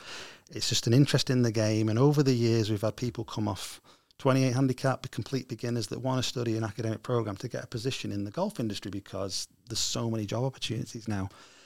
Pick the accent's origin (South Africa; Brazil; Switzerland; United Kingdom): United Kingdom; Stockport, North West England; I was originally from Stockport.